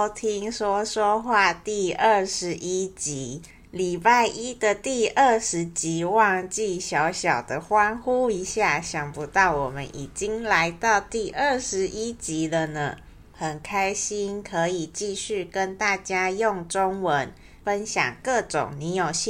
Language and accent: Chinese; Taichung, Taiwan; 像是我是台中人，